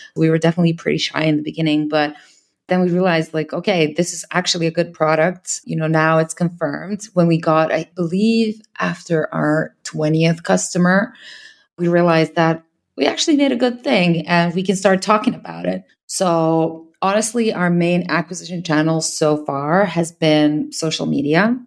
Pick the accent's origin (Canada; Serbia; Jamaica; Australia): Serbia; I'm from Serbia. I hire, obviously, in my own country.